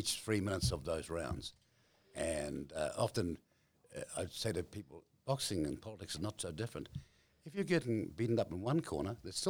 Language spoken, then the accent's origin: English; New Zealand; I grew up way up on the East Coast, up north, in a very, how shall I say it, different age